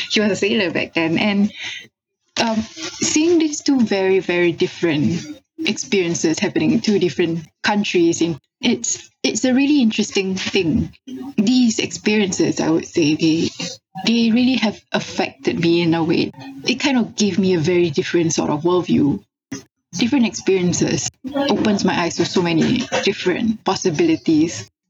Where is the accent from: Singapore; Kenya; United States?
Singapore; I'm from Singapore.